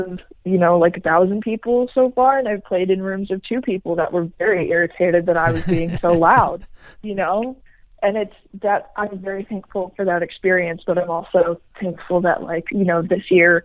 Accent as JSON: {"language": "English", "town": "Cleveland", "region": "Ohio", "country": "United States", "tie": "born or raised there", "moved": "yes", "lives_now": "Miami, United States", "said": "Cleveland is just a great place to live and to have grown up"}